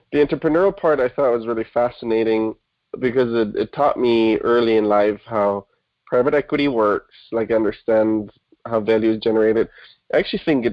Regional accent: Munich, Bavaria, Germany; first language German; English is a second language; moved away as an adult; I was born and raised in Germany, Munich, to be precise

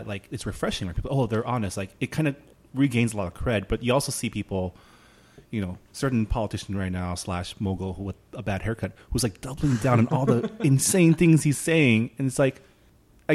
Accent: Canada; now in Los Angeles, United States; I'm Canadian

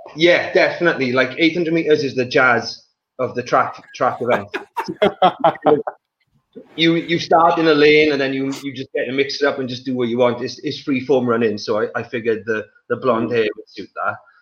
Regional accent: the valleys in Wales, United Kingdom; also born or lived in Johannesburg, South Africa / England; I was born in Johannesburg in South Africa, uh, and then I moved to Wales when I was three or four

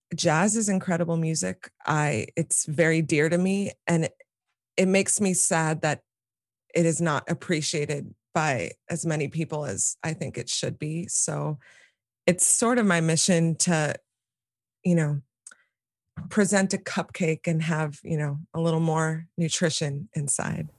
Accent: New York City, New York, United States; here in Manhattan where I live and where I grew up.

